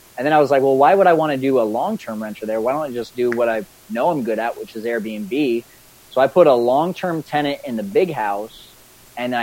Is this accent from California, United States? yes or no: yes; Fresno, California, United States; moved away as an adult; also born or lived in Scottsdale, Arizona; I'm from Fresno originally